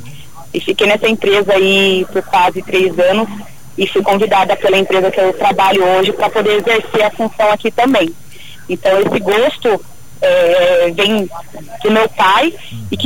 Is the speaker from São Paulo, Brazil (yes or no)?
yes; São Paulo, Brazil; moved away as an adult; also born or lived in Valparaíso; sou de São Paulo.